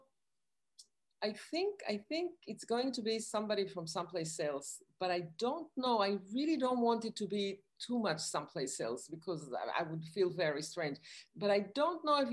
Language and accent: English; Israel; now in New York, United States; I grew up in Israel and I moved to New York